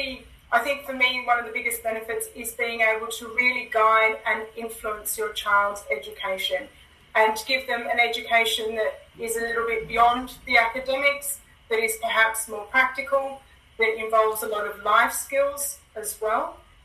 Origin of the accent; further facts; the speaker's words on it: Australia; also born or lived in Hong Kong; now in United Kingdom; I'm actually from Australia, but I live in the UK, and we lived in Hong Kong for a little while.